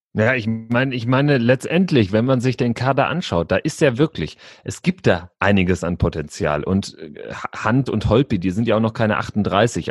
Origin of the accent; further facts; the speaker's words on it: North Rhine-Westphalia, Germany; ich komme auch aus Westfalen